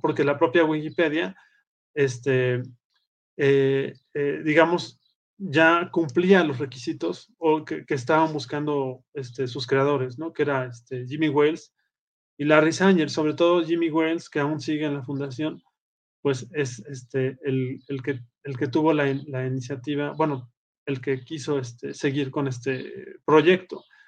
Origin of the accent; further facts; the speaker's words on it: Puebla, Mexico; moved away as an adult; now in Aguascalientes, Mexico; vivo en Aguascalientes, México, este, aunque soy originario de Puebla